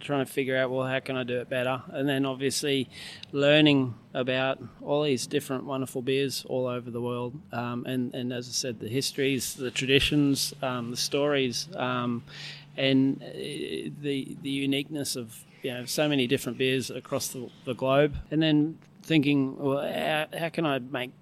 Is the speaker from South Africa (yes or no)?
no; Brisbane, Queensland, Australia; moved away as an adult; also born or lived in Sydney; now in Townsville, Australia; born and bred in Brisbane, been around the place over the years, done some time overseas, but more recently moved up from Sydney, been in Sydney for about 7 years